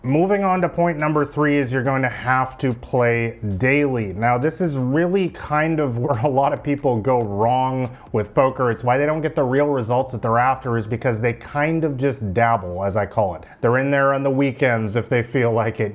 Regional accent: Vancouver, British Columbia, Canada; moved away as an adult; I'm from Vancouver, Canada

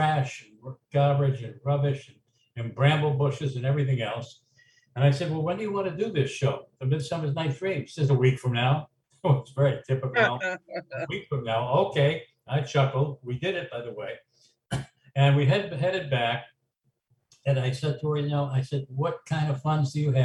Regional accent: Boston, Massachusetts, United States; I grew up in Roxbury and Dorchester

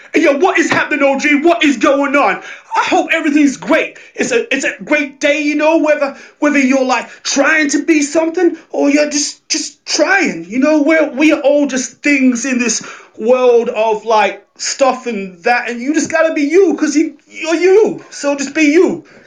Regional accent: Australia; I'm Australian

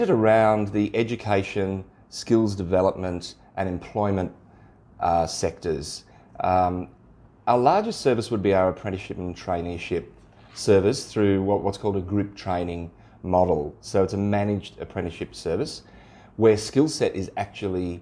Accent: Sydney, New South Wales, Australia; moved away as an adult; now in Central West, Australia; I grew up in Sydney

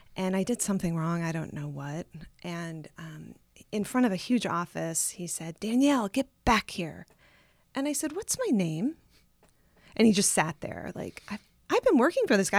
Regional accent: South Bend, Indiana, United States; moved away as an adult; also born or lived in Tucson, Arizona / Los Angeles; I grew up in South Bend

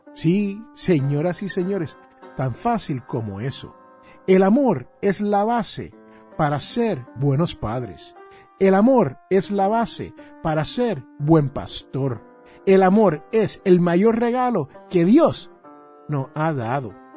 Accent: Puerto Rico; yo soy boricua

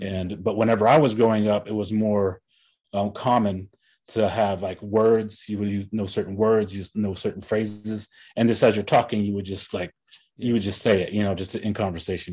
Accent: Tahlequah, Oklahoma, United States; my hometown, Tahlequah

